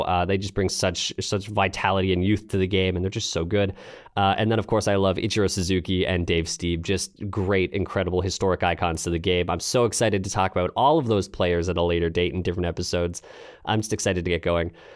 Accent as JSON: {"language": "English", "country": "Canada", "also_born_or_lived": "London, Ontario", "said": "I am Canadian, like I said, based out of London, Ontario."}